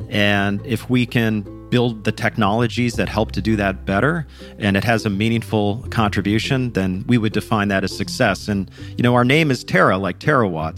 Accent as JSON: {"language": "English", "town": "Minneapolis", "region": "Minnesota", "country": "United States", "tie": "born or raised there", "said": "I grew up in the suburbs of Minneapolis"}